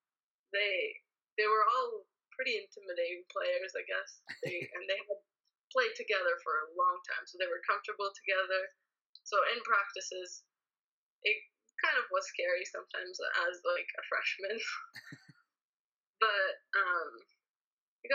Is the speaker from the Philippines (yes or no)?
no; Ottawa, Ontario, Canada; moved away as an adult; now in Austria; growing up in Ottawa, I never actually wanted to go to the University of Ottawa